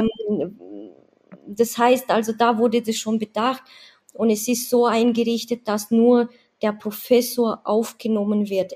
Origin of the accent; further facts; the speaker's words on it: Romania; now in Badenweiler, Germany; ich komme aus Rumänien